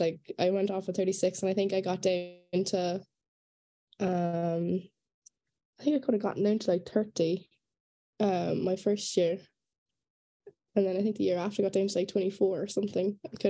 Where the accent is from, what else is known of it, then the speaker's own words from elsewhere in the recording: Douglas, Munster, Ireland; moved away as an adult; now in Miami, United States; I am originally from Douglas in Cork.